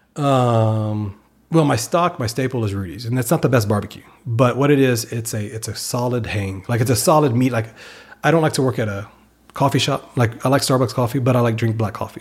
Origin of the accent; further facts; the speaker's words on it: Victoria, Texas, United States; moved away; also born or lived in Austin, Texas / Pflugerville, Texas; when I was growing up in Victoria